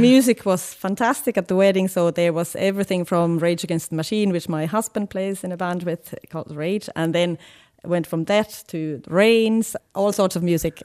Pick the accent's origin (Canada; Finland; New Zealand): Finland; now in Galway, Ireland; I'm from Finland